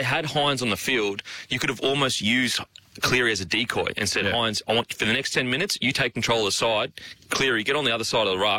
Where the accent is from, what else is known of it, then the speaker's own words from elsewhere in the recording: Queensland, Australia; as a Queenslander